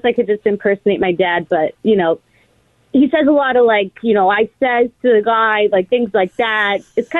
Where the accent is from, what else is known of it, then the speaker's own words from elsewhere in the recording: New York City, New York, United States; I'm from Brooklyn, New York.